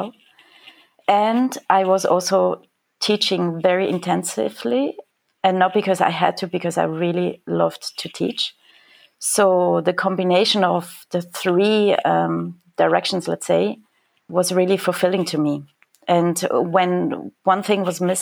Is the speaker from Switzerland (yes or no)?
yes; Switzerland; moved away as an adult; now in Germany; I'm actually from Switzerland, but living in Germany for the past 6 years.